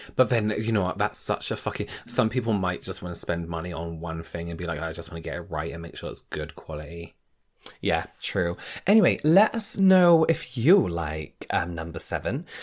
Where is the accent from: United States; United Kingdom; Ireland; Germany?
United Kingdom; England; as an English person